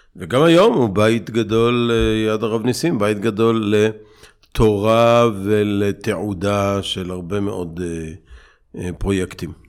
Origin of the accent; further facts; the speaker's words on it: Bnei Brak, Tel Aviv District, Israel; moved away; also born or lived in Ofra; גדלתי בבני ברק